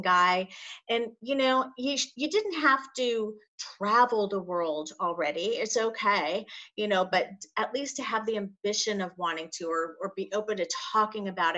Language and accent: English; La Jolla, California, United States; grew up in La Jolla.